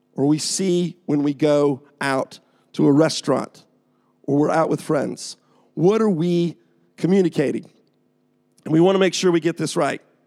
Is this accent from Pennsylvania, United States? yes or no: no; Atlanta, Georgia, United States; moved away as an adult; now in England; I'm from Atlanta, Georgia.